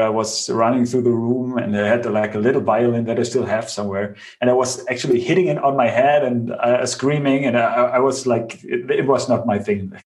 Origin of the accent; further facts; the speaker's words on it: Bavaria, Germany; I grew up in Bavaria on the countryside